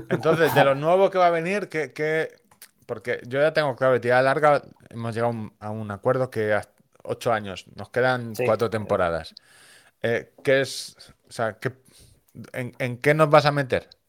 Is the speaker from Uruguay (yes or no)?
no; Galicia, Spain; soy gallego.